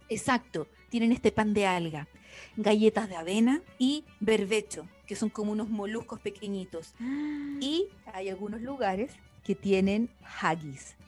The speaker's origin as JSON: {"language": "Spanish", "country": "Chile", "moved": "yes", "lives_now": "Ireland", "said": "como chilena"}